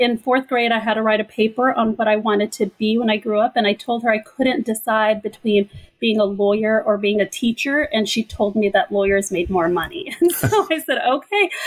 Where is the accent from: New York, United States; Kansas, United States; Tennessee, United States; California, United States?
California, United States; Pico Rivera; also born or lived in Egypt; my family and I immigrated to the United States from Egypt when I was two years old. I came straight to a little city called Pico Rivera in California